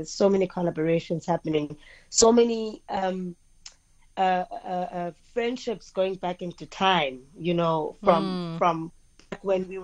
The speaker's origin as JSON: {"language": "English", "town": "Gqeberha", "region": "Eastern Cape", "country": "South Africa", "tie": "born or raised there", "said": "my hometown, Gqeberha"}